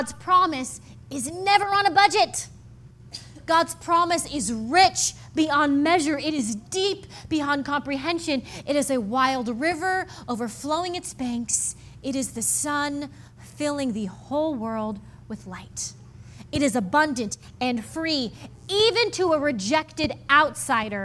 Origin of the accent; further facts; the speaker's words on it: Midwest, United States; I grew up in the Midwest